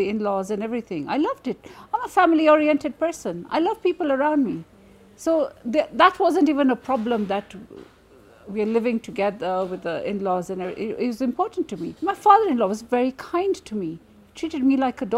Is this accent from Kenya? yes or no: yes; Nairobi, Kenya; I am from Nairobi, Kenya